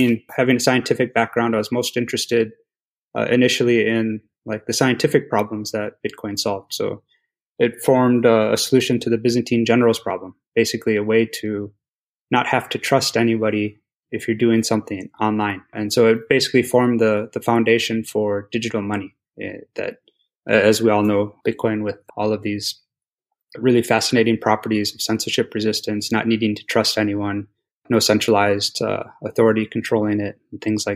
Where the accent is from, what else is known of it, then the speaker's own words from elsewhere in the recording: Wisconsin, United States; I'm from Wisconsin originally. I was born and raised there in the US